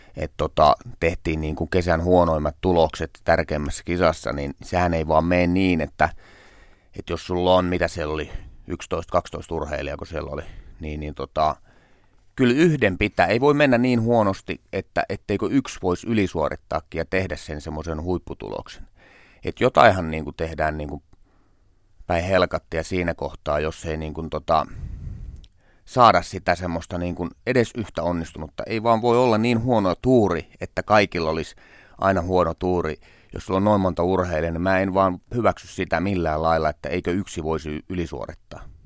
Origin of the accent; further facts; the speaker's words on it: Tornio, Lapland, Finland; moved away; mä käyn tornios kotipuolessa